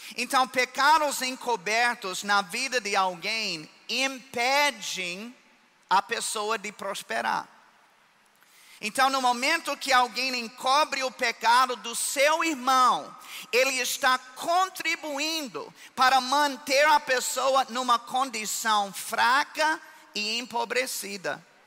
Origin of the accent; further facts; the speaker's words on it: United States; Portuguese is a second language; moved away as an adult; now in Brazil; eu sou americano, mas eu já sou mais brasileiro do que isso